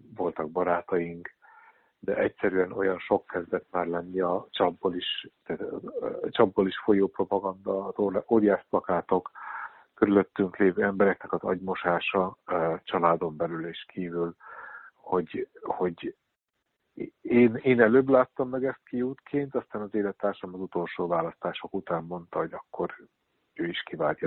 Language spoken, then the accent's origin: Hungarian; Hungary; moved away as an adult; also born or lived in Netherlands; now in Amsterdam, Netherlands; mi magyarok már alapból olyan traumatizált nép vagyunk